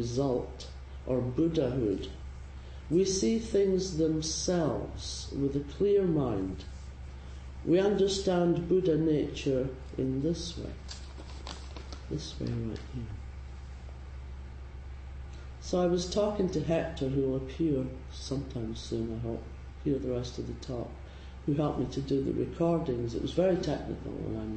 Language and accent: English; Scotland, United Kingdom; now in San Francisco, United States; I'm Scottish